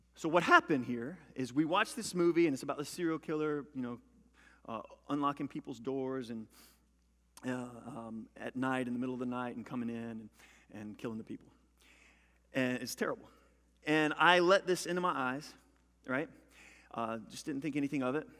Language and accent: English; Louisiana, United States; I'm a country boy. I'm from Louisiana